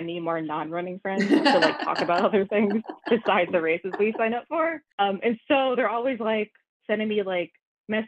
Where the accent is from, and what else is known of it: New York City, New York, United States; born or raised there